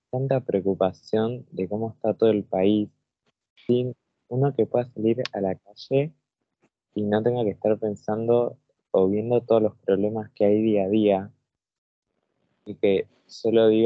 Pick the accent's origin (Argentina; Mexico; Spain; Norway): Argentina; las personas se dan cuenta de que sos de Argentina, sea, donde uno se muestra, es, es una personalidad que se muestra demasiado, y que es lo que llevamos de la raíz de ser de este país, un país así de lindo.